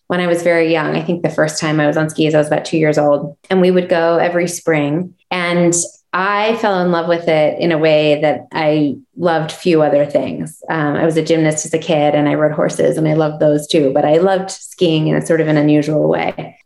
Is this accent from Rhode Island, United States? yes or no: no; Chicago, Illinois, United States; moved away as an adult; now in Jackson Hole, United States; I grew up in Chicago on the South Side in Hyde, a neighborhood neighborhood called Hyde Park